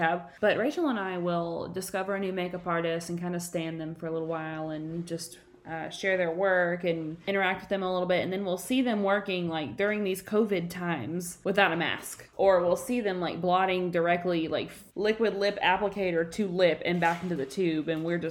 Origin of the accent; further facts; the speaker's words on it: the South, Southern United States, United States; my mother and my father are both pretty Southern because they were raised here. And obviously I was raised in Southern culture